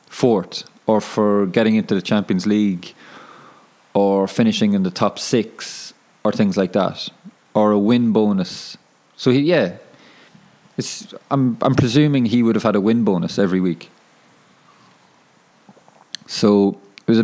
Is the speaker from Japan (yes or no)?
no; Ireland; now in Wellington, New Zealand; I'm from Ireland.